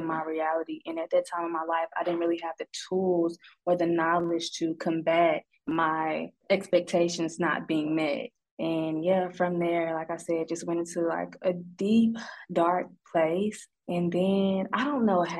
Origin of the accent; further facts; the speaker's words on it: Sikeston, Missouri, United States; moved away as an adult; also born or lived in Cape Girardeau, Missouri / Jonesboro, Arkansas / Arlington, Texas; now in Arkansas, United States; I am from a town called Sikeston, Missouri. It is like 2 hours outside of St. Louis, so just that area.